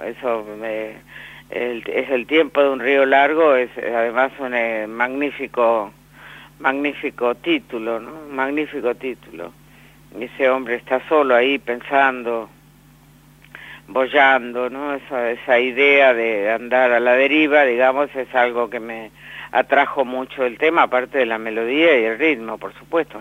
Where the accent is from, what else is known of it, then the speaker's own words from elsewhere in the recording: Villaguay, Entre Ríos, Argentina; yo nací en, en Villaguay